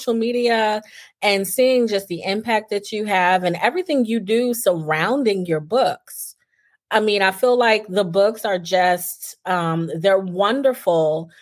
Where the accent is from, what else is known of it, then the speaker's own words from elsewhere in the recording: New Jersey, United States; we're from New Jersey, right over the bridge from Philly